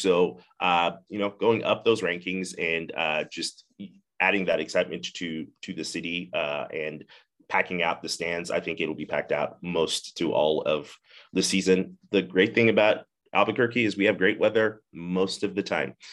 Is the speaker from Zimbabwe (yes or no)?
yes; Zimbabwe; moved away as an adult; now in United States; I grew up in Zimbabwe, Africa, uh, moved to the United States when I was nineteen